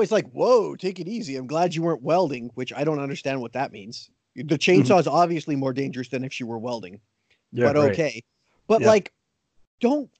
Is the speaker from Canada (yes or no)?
yes; Canada; being Canadian